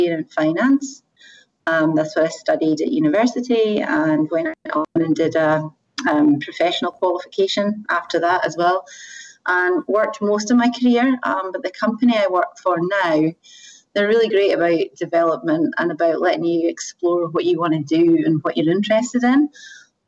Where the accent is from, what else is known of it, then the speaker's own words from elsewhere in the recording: Scotland, United Kingdom; moved away as an adult; also born or lived in Asia; originally from Scotland